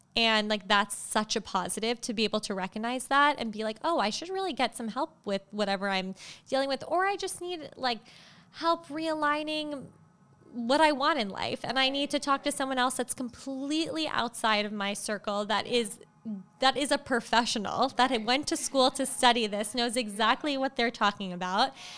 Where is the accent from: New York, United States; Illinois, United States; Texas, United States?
New York, United States; Long Island; I was born in New York City, and then my parents moved, my brother and I at the time, to the North Shore of Long Island. So we grew up in Long Island